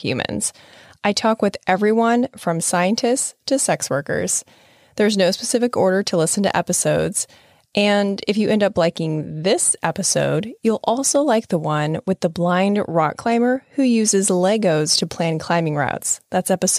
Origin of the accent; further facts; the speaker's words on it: Nebraska, United States; I'm from Nebraska